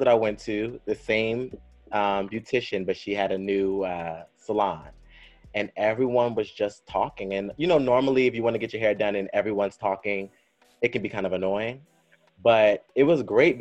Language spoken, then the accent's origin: English; Clinton, Maryland, United States; also born or lived in Fort Washington, Maryland / New York; I grew up in Clinton too, but then my family moved to like Fort Washington area. But yeah, I'm from PG County.